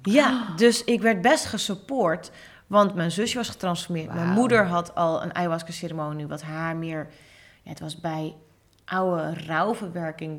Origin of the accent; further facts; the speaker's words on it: Hoorn, North Holland, Netherlands; ik ben ook geboren in Horen